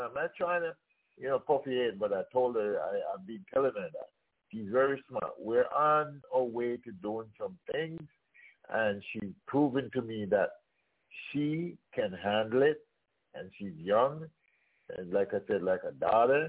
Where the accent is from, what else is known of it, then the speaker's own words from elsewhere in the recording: Jamaica; We grew up in Jamaica